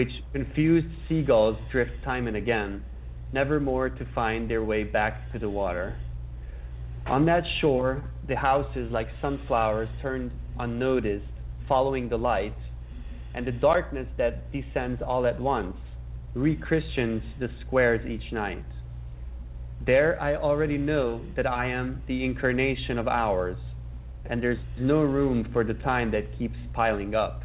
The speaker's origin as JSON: {"language": "English", "region": "Budapest", "country": "Hungary", "tie": "born or raised there", "said": "I was born and raised in Budapest"}